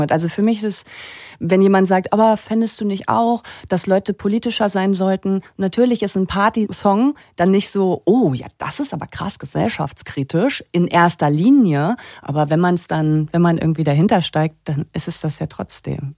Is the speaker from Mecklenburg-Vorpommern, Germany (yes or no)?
yes; Usedom, Mecklenburg-Vorpommern, Germany; moved away; meine Kindheit in Mecklenburg-Vorpommern